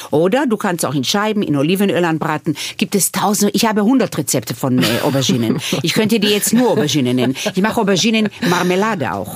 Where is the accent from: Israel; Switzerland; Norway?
Israel; German is a second language; now in Vienna, Austria; Ich bin nicht ohne Alkohol aufgewachsen in Israel